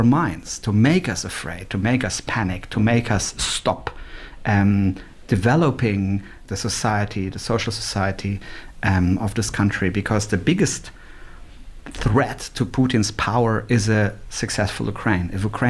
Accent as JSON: {"language": "English", "country": "Switzerland", "tie": "born or raised there", "also_born_or_lived": "Germany", "said": "It was so strange for me growing up in Switzerland and Germany."}